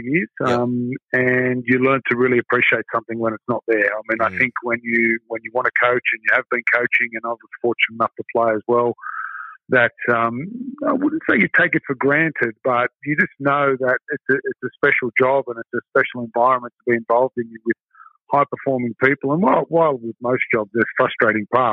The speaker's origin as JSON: {"language": "English", "town": "Sydney", "region": "New South Wales", "country": "Australia", "said": "I'm originally from Sydney"}